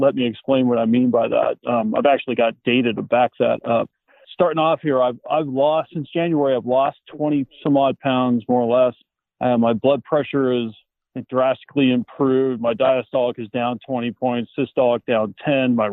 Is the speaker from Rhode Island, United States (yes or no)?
no; Sacramento, California, United States; also born or lived in Plumas County, California; I grew up in the Sacramento area in Northern California